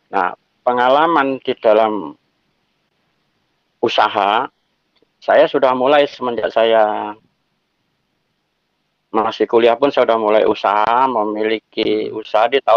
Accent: Madiun, East Java, Indonesia; now in Jakarta, Indonesia; Saya perantau, saya asli Madiun.

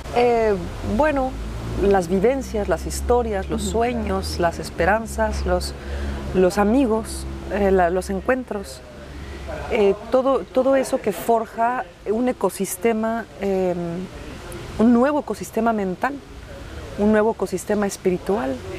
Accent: Mexico; now in Quebec, Canada; yo no es que soy mexicana, es que amo ser mexicana

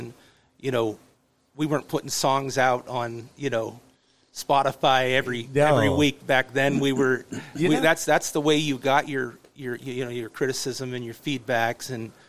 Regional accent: Waterford, Pennsylvania, United States; I'm from Waterford, PA.

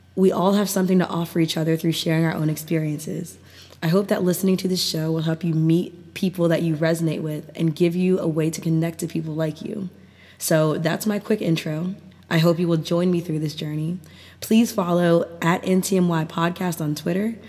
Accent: Maryland, United States; I grew up in Maryland, and I've lived here all my life

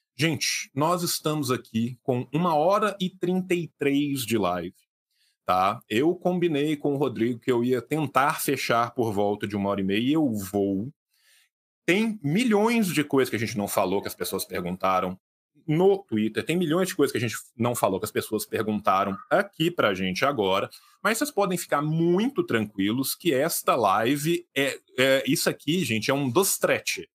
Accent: Brazil; nós somos brasileiros

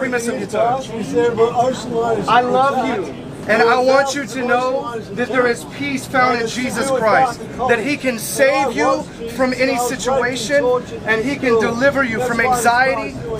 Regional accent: United States; moved away; I'm from the United States.

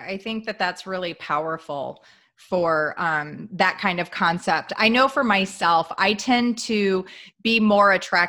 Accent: Midwest, United States; I grew up in the Midwest.

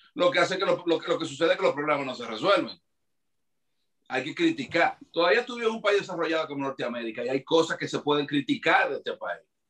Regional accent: Dominican Republic; now in United States; me hizo falta muchísimo mi tierra

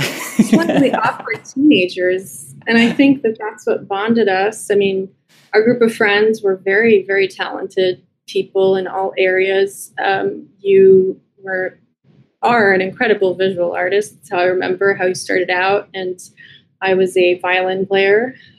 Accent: New York City, New York, United States; I was born in New York City, where I've spent the majority of my life.

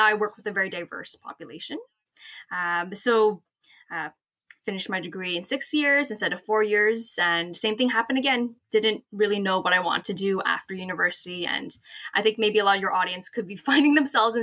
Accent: Toronto, Ontario, Canada; I am from Toronto, Ontario, Canada, born and raised

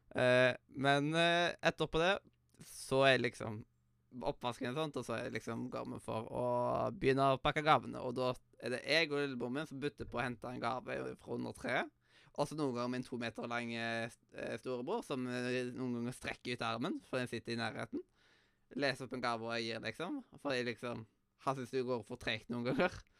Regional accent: Western Norway, Norway; jeg er vestlending

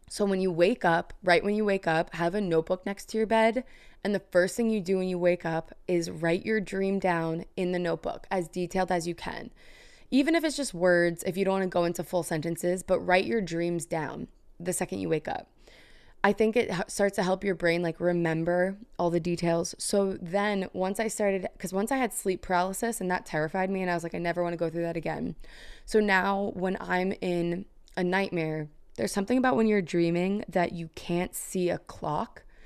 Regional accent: New York, United States; now in New Jersey, United States; I was born in Manhattan, moved out to a suburb in Jersey

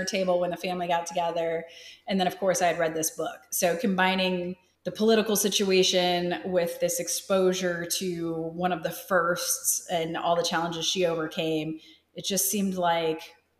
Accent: Plymouth, Wisconsin, United States; also born or lived in Indianapolis, Indiana; So I was born in Indianapolis, but I was raised in a small town called Plymouth, Wisconsin.

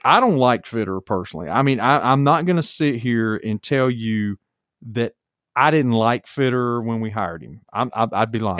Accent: Charlotte, North Carolina, United States; growing up in Charlotte

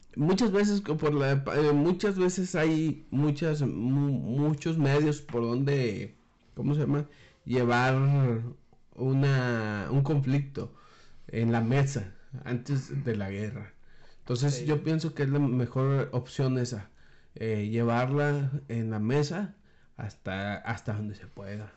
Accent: Mexico; nosotros como mexicanos

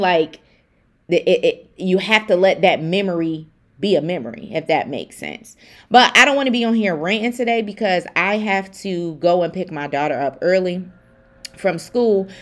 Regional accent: Buffalo, New York, United States; I'm from Buffalo, New York

